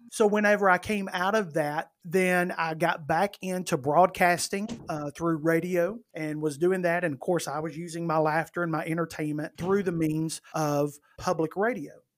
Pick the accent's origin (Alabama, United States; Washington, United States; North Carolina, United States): Alabama, United States; northern; moved away as an adult; now in Birmingham, United States; I have always lived in Alabama. I have not always lived in Birmingham. Birmingham, for those that may not know, is in the central part of the state. I was born and raised in the northern part